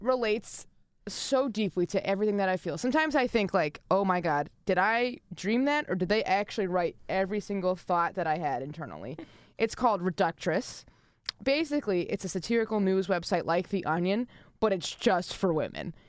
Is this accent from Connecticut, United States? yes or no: yes; Connecticut, United States; now in Ithaca, United States; I'm from Connecticut